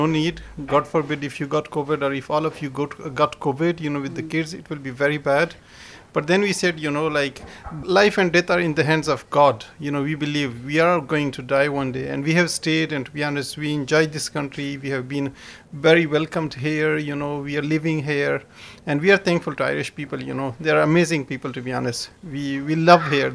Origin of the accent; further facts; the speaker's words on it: Afghanistan; also born or lived in Pakistan; now in Ireland; We had well-established homes, we had very good lives in Afghanistan